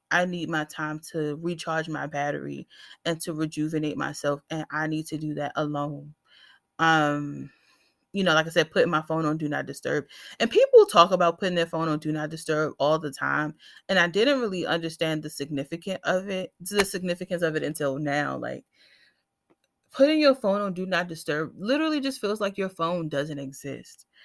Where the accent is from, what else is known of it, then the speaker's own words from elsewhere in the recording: Washington, District of Columbia, United States; I am born and raised in Washington, D C